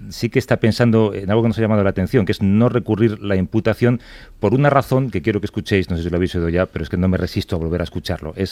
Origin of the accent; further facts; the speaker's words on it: Madrid, Community of Madrid, Spain; Yo soy de Usera